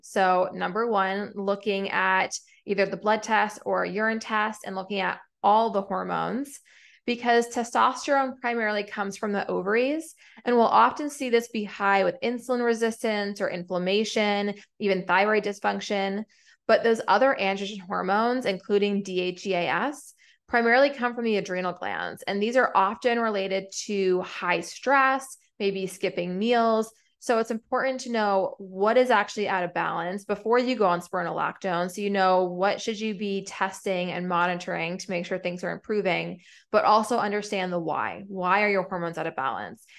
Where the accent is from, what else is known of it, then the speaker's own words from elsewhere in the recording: New England, United States; now in Atlanta, United States; I'm from New England